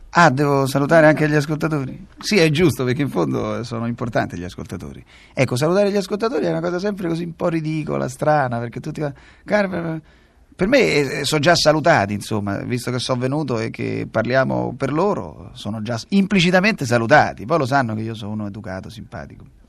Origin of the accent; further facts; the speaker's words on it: Rome, Lazio, Italy; oggi sono uno dei pochi romani di Roma perché mia madre è nata a Roma, nacque a Roma, eh, eh, a Testaccio, quindi siamo proprio romani